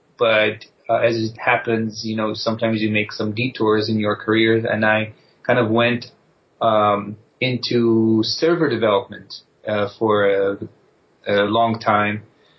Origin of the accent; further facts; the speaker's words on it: Israel; now in United States; Yes, you guessed right.